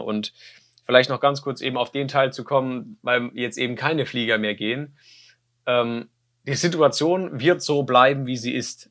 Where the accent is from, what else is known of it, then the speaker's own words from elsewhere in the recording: Germany; ich komme ja aus Deutschland